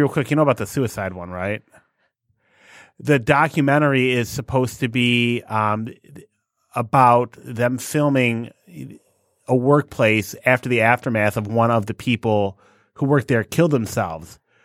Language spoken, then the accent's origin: English; United States; I'm an American